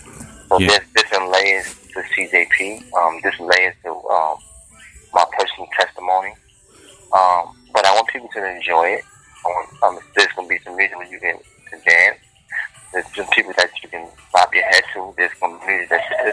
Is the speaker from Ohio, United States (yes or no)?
no; New York City, New York, United States; I was born and raised in Harlem, New York.